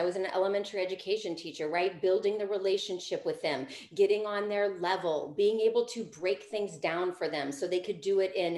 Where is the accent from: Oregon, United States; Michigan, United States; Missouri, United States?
Missouri, United States; St. Louis; moved away as an adult; also born or lived in California / Colorado; now in St. Louis, United States; So I grew up in Missouri. I grew up in the St. Louis metropolitan area